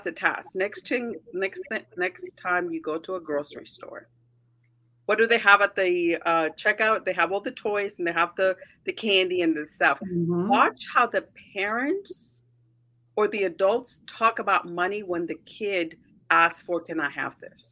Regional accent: United States; So my parents are Mexican. I grew up in the States

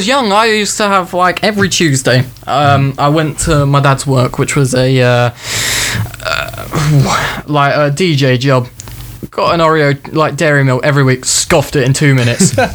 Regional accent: United Kingdom; We're just British

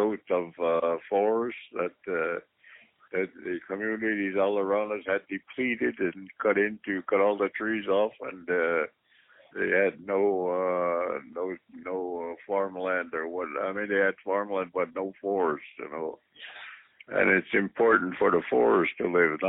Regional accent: Kahnawake, Quebec, Canada; I grew up in that environment. I grew up along the shores of the St. Lawrence River

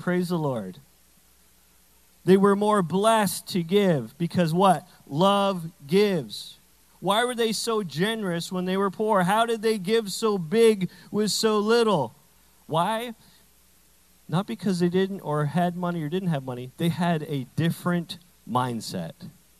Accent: Canada; I say bag weird because I'm Canadian partially.

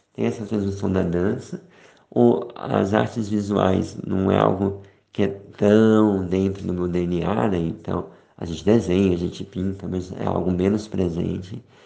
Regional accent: Brazil; now in Switzerland; nós somos brasileiros

